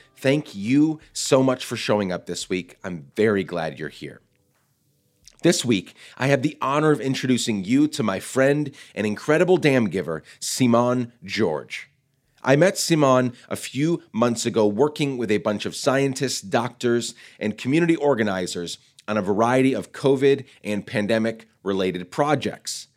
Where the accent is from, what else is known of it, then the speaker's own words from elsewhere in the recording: Guatemala; now in United States; I loved growing up in Guatemala